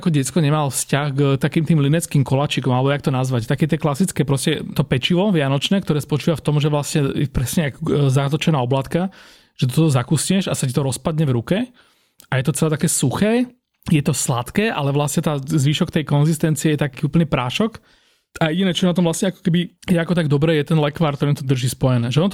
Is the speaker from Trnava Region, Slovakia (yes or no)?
yes; Trnava, Trnava Region, Slovakia; A som inak z Trnavy, joj, dobre.